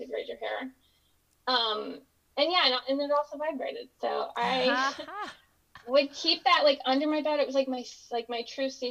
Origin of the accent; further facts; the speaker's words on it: Pennsylvania, United States; moved away; I grew up in Pennsylvania